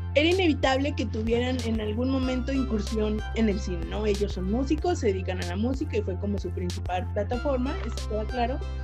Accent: Zacatecas, Mexico; yo cuando era niña vivía en Zacatecas

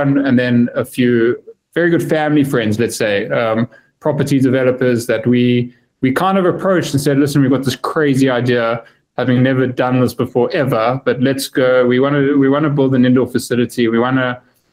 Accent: Johannesburg, Gauteng, South Africa; moved away as an adult; now in United Kingdom; I'm originally from Johannesburg, born and bred, but I haven't lived there for a while now

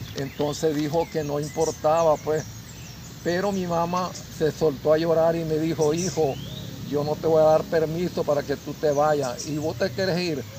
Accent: Jocote Dulce, Nicaragua; comunicarme con mi pueblo

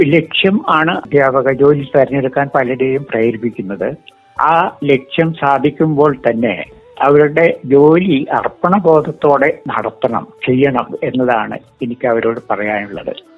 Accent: Padinjarathara, Kerala, India; now in Kozhikode, India; പടിഞ്ഞാറത്തറ സ്വദേശിയാണ് ഞാൻ അതായത് വയനാട്ടിലെ പടിഞ്ഞാറത്തറ എന്ന

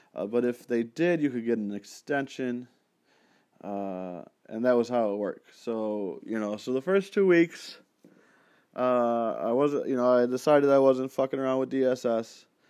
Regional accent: Penfield, New York, United States; in my hometown there in Penfield

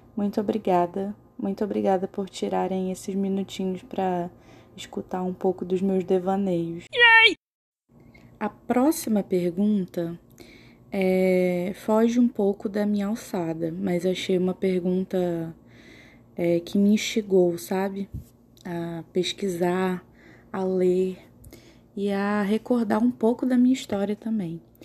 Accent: Manaus, Amazonas, Brazil; moved away as an adult; now in Boa Vista, Brazil; eu sou de Manaus, eu nasci em Manaus, mas eu moro em Boa Vista, em Roraima, porque eu faço faculdade lá. Eu já moro há quatro anos em Roraima

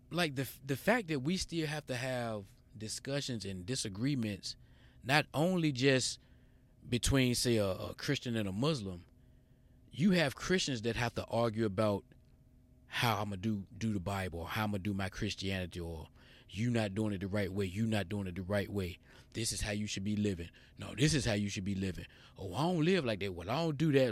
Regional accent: United States

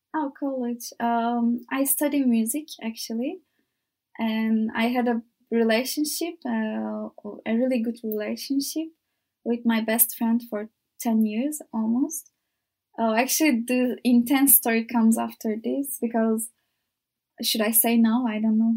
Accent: İzmir, Turkey; English is a second language; moved away as an adult; now in Faro, Portugal; I am from Izmir, and it's the most beautiful city in Turkey, I think. Uh, I was so lucky to grow up in that city

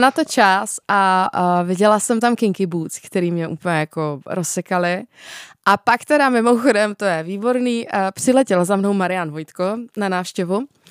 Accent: Czechia; u nás v Čechách

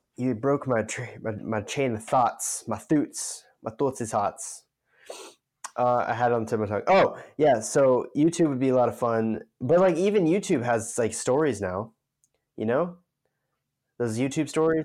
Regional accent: United States; as an American citizen

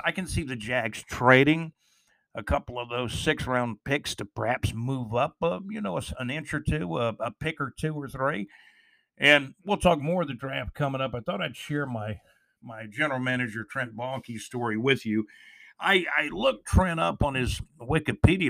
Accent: Jacksonville, Florida, United States; moved away as an adult; also born or lived in Alabama-Georgia border; my hometown of Jacksonville, Florida

